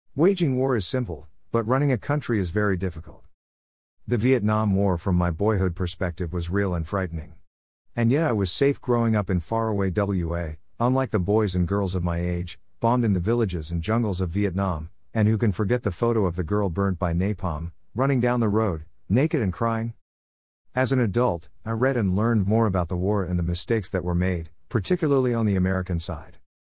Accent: Perth, Western Australia, Australia; As a kid growing up in Perth, Western Australia in the nineteen sixties and seventies

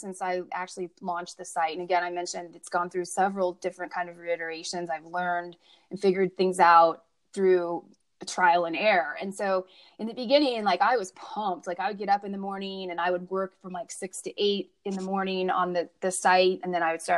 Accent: Midwest, United States; I grew up in the Midwest

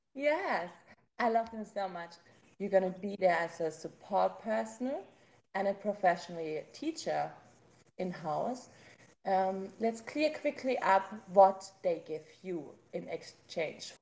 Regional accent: Germany; accent: German; English is a second language; you can hear my German accent

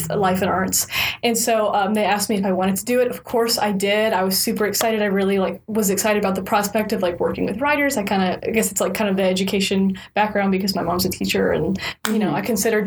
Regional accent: Houston, Texas, United States; I'm originally from Houston. I grew up in the Cypress area

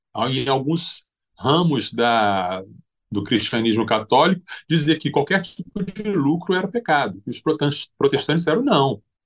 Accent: Brazil; nós somos um país originalmente é uma, um país de formação católica, desde que os portugueses chegaram aqui

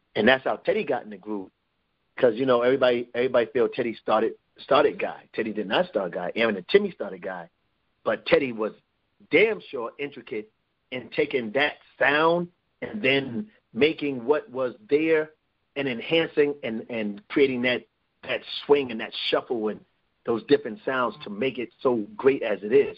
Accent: New York City, New York, United States; also born or lived in Roosevelt, Long Island, New York / Hempstead, New York; I grew up in Brooklyn and Roosevelt, Long Island

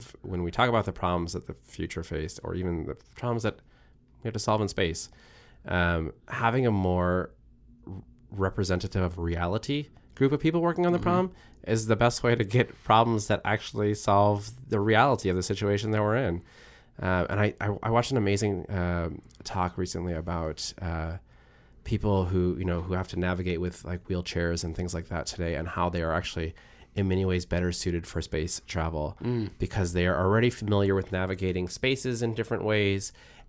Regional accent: Japan; I grew up on manga because I grew up in Japan

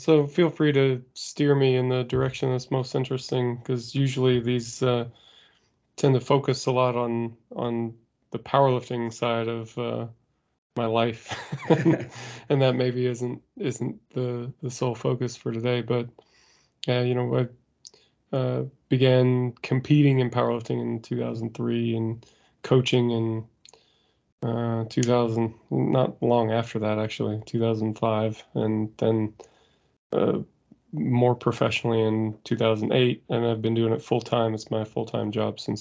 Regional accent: Indiana, United States; I grew up in Indiana in the U.S. It was just kind of a fairly rural area

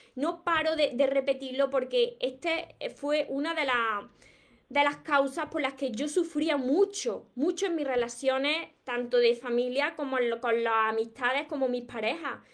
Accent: Córdoba, Andalusia, Spain; accent: Cordoban/Andalusian; yo soy de, del sur de España, de Andalucía, y precisamente soy de Córdoba. Por eso tengo este acento

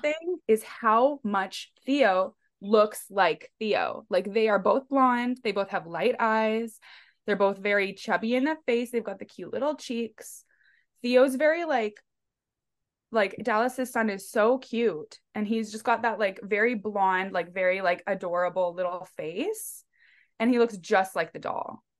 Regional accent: Langley, British Columbia, Canada; We grew up in Walnut Grove, Langley, which is, like, outside of Vancouver

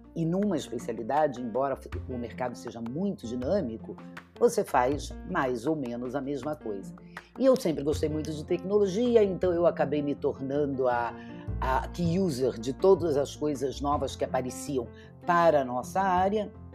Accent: Rio de Janeiro, Brazil; moved away as an adult; now in São Paulo, Brazil; eu sou carioca, moro em São Paulo há 25 anos

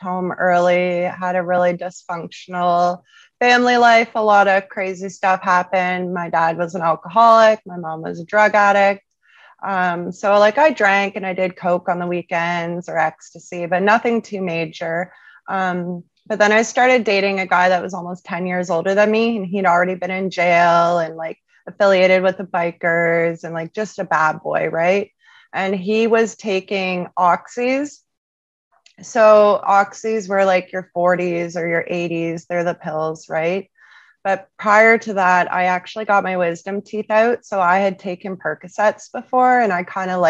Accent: Sarnia, Ontario, Canada; I'm originally from Sarnia, Ontario.

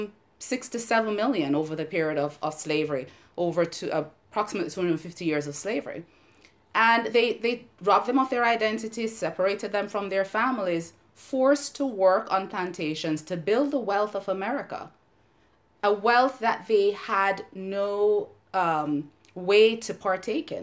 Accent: Jamaica; moved away as an adult; now in United States; here I was growing up in Jamaica, where I'm part of the majority

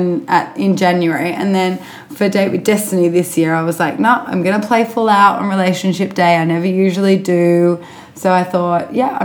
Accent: Sydney, New South Wales, Australia; I was born in Sydney.

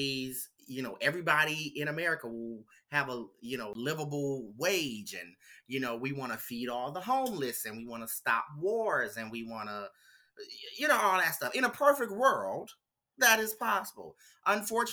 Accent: the South, United States; me growing up in the South

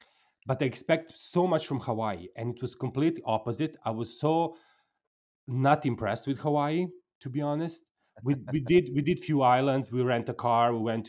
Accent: Mexico; And then I'm from Mexico.

